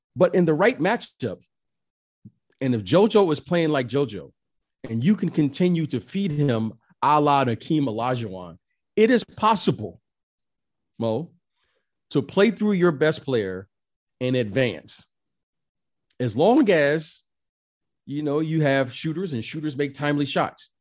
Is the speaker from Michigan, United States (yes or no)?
yes; Detroit, Michigan, United States; I grew up in Detroit.